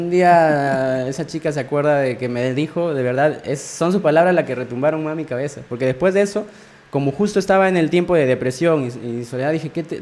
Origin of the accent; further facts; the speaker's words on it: Lima, Peru; also born or lived in Huancayo, Junín, Peru / San Jerónimo, Junín, Peru; Sí, me trajeron como que a los ocho años.